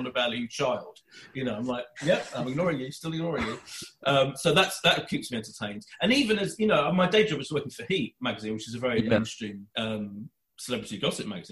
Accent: Essex, East of England, United Kingdom; I'm from Milford in Essex, which is a neighbouring town

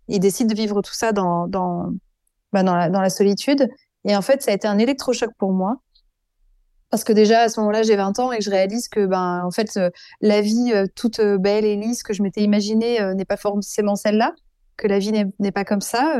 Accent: Avignon, Provence-Alpes-Côte d'Azur, France; also born or lived in Burgundy / Paris; now in Dax, France; je viens d'une famille bourguignonne, plutôt bourgeoise, catholique, très pratiquante. j'ai grandi en partie à Avignon

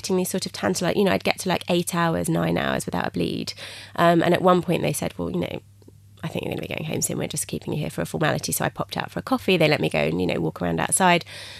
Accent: England, United Kingdom; So I phoned the midwives at the hospital, and I was being very English, and I said, I've had a bit of a bleed.

